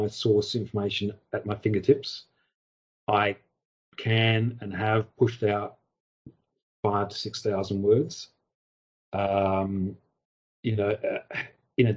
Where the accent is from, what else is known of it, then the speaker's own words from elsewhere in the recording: Australia; I'm Australian